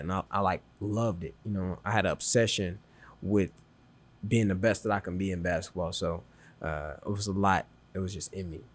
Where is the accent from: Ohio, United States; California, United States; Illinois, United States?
Illinois, United States; Chicago; I'm from Chicago, um, and then, so I stayed in Chicago for a little bit of my life, and I also moved to the suburbs of Chicago as well, too.